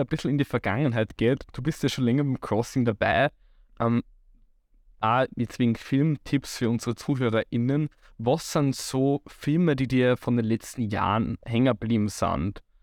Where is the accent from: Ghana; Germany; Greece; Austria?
Austria; Waldviertel, Lower Austria; ich komme ja aus dem Waldviertel